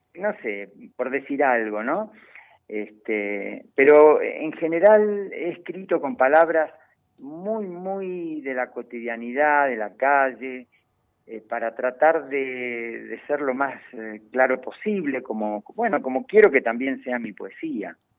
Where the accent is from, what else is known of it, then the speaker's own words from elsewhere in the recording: Sarmiento, Chubut, Argentina; moved away as an adult; also born or lived in Comodoro Rivadavia; now in Salta, Argentina; habiendo tenido una infancia absolutamente vital y brutal como joven patagónico en las chacras, en las calles de mi pueblo